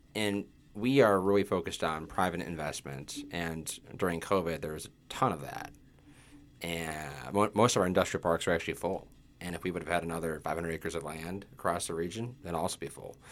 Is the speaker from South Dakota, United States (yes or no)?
yes; Mobridge, South Dakota, United States; also born or lived in Sioux Falls, South Dakota; I grew up in Mobile Ridge